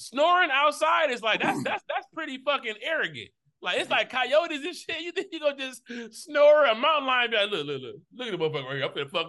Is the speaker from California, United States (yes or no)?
no; Michigan, United States; I'm from Michigan.